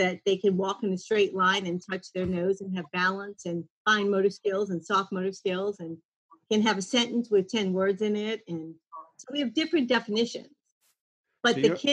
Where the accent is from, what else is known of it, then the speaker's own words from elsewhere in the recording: New Orleans, Louisiana, United States; also born or lived in Mandeville, Louisiana; I was born and raised in New Orleans and lived there my whole life